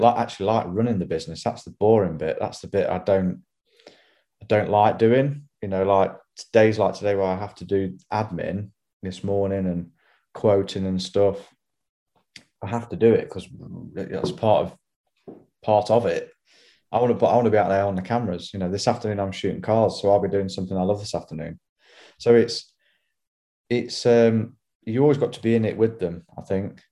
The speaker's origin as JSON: {"language": "English", "town": "Hollington", "region": "England", "country": "United Kingdom", "tie": "born or raised there", "said": "I grew up in Hollington"}